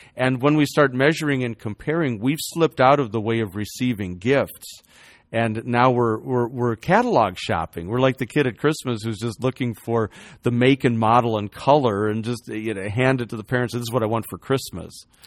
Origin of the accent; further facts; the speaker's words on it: Chicago, Illinois, United States; I, I grew up in Chicago